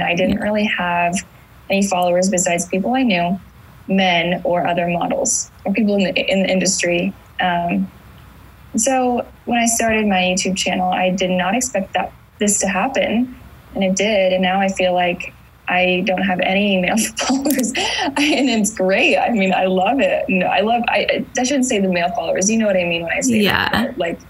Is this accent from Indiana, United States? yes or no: yes; Indiana, United States; now in California, United States; I moved to California in 2015 from Indiana